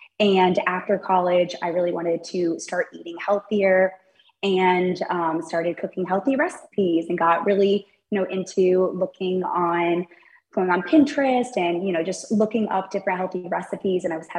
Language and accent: English; Sarasota, Florida, United States; So I grew up in Sarasota, Florida.